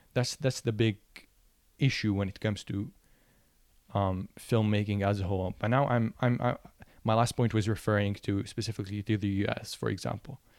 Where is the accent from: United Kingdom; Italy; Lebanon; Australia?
Lebanon; moved away as an adult; now in United States; I'm from Lebanon, and one of the issues that I found growing up as, um, a photographer and then a filmmaker was that there are no film schools in Lebanon